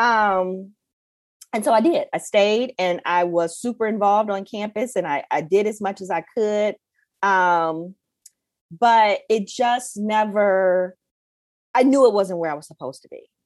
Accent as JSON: {"language": "English", "town": "Detroit", "region": "Michigan", "country": "United States", "tie": "born or raised there", "said": "growing up in Detroit, especially growing up in Detroit, at that time, like in the eighties and nineties"}